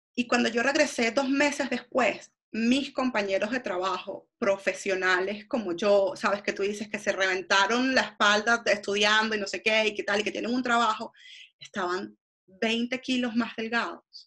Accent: Venezuela; moved away as an adult; also born or lived in Argentina; yo soy venezolana

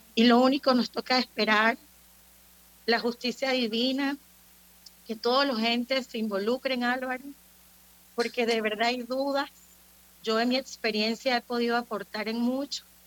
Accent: Panama; como panameños que somos

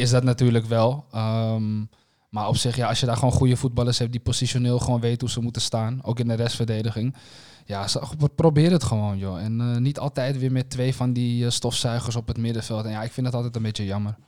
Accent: Netherlands; we als Nederlanders

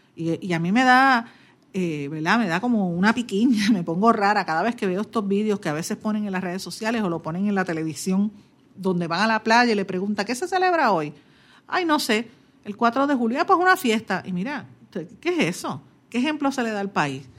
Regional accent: Puerto Rico; estamos subeditados totalmente a lo que digan los americanos

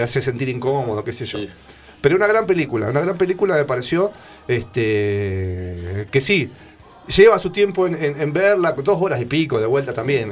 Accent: Buenos Aires, Argentina; yo que soy porteño, que anduve mucho por, por viví toda mi vida en Buenos Aires

